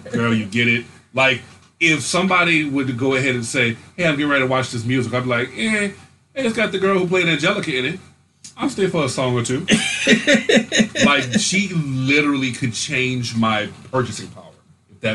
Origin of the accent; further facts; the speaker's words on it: United States; As an American